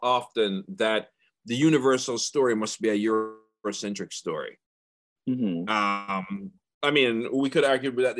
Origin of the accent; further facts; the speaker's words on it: Jamaica; as a Jamaican student and a Jamaican